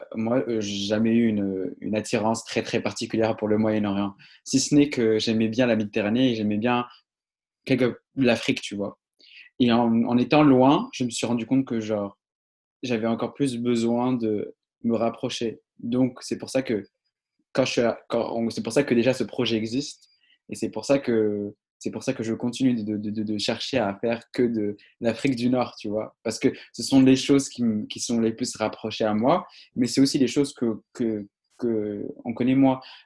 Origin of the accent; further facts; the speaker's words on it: Morocco; moved away; je viens de Maroc, je viens d'une partie très précieuse du Maroc